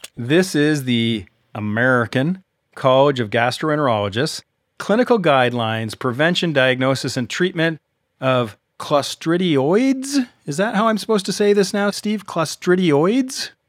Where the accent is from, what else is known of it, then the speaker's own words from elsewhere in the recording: Canada; I'm Canadian